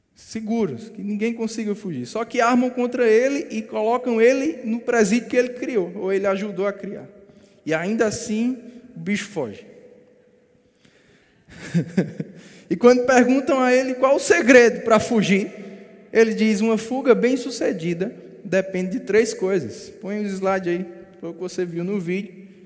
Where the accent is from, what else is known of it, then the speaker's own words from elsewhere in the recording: Brazil; Nasci no Brasil